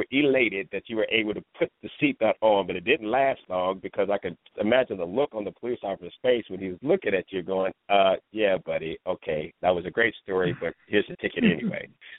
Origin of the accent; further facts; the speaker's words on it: Ohio, United States; now in California, United States; When I came to California from Ohio, now this is the land of feel good, look good.